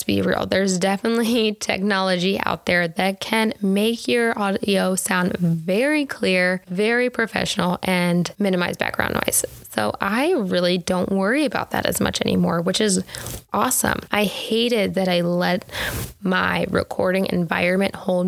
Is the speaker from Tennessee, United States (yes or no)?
yes; Tennessee, United States; I was raised in Tennessee, so I say y'all